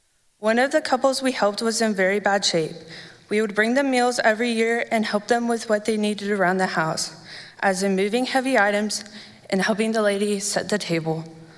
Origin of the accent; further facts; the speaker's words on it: Midlothian, Texas, United States; also born or lived in North Carolina / Cedar Creek Lake, Texas; We moved from North Carolina to a house on Cedar Creek Lake when I was about 2. My parents found a church immediately for us to go to every Sunday. After a year, we moved to Midlothian and made St. John our church home.